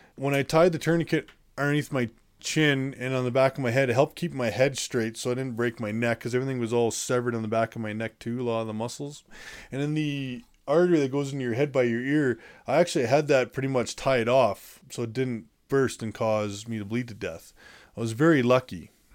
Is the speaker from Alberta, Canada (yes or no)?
yes; Calgary, Alberta, Canada; shipped me off to my hometown, Calgary